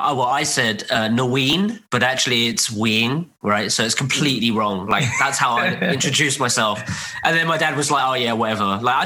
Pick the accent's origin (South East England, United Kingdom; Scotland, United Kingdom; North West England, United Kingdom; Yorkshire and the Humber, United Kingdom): South East England, United Kingdom; Guildford; first language Cantonese; English is a second language; moved away as an adult; now in Vietnam; I'm from the UK. So born and raised in a suburb just outside London.